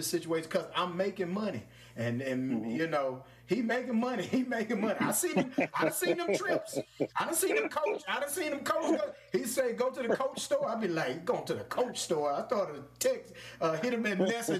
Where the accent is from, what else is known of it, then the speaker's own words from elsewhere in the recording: Louisville, Mississippi, United States; the old bakeries I had when I coming up in Louisville, Mississippi. Shout out to my hometown